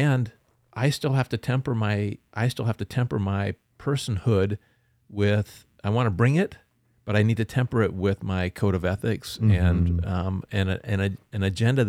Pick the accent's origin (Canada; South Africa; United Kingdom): Canada; You know, like I'm Canadian, right?